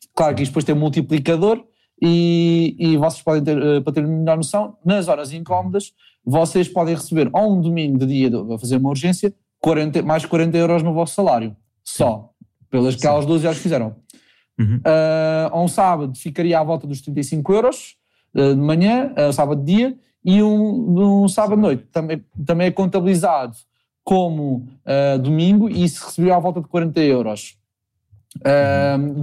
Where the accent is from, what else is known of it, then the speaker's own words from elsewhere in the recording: Lisbon, Portugal; moved away; also born or lived in Faro, Algarve; eu sou de Lisboa